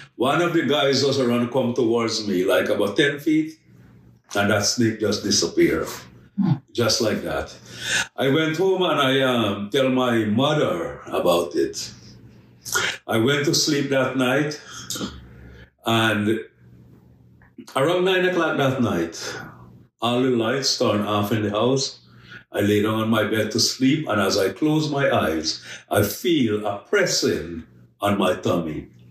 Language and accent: English; Guyana; I'm originally from Guyana. I born and raised in a very large Hindu family